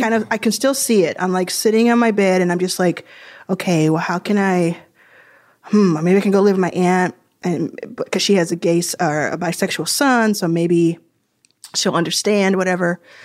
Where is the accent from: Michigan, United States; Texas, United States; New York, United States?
Texas, United States; Dallas; also born or lived in Jackson, Mississippi / Houston, Texas; I think of Dallas as my hometown.